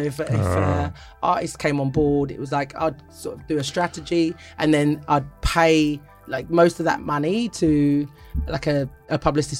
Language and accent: English; Ghana; being outside of Ghana, but I'm a Ghanaian, right? At the end of the day.